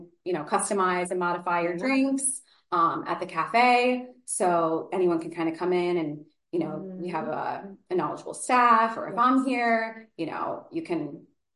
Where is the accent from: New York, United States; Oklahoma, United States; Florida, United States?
New York, United States; Beacon; I am from Beacon originally.